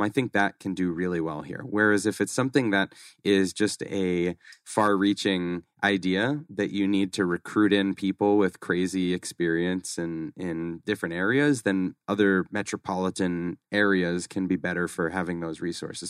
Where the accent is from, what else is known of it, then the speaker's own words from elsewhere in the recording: Boston, Massachusetts, United States; moved away as an adult; now in Scottsdale, United States; I grew up in Massachusetts, grew up in Boston